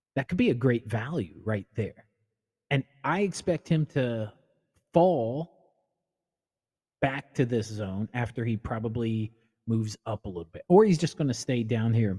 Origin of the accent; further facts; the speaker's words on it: Indiana, United States; I am from Indiana. I'm a homer.